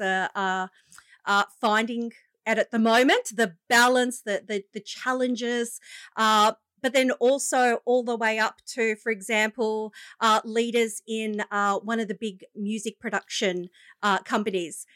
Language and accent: English; Shellharbour, New South Wales, Australia; also born or lived in Wollongong; I grew up in, uh, the lovely coastal region of the Illawarra.